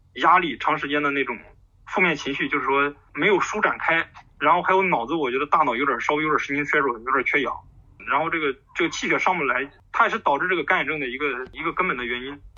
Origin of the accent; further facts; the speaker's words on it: Zhumadian, Henan, China; moved away; 我们是属于，其实是， 属于淮河岸边的， 是住满两郡南边，靠近信仰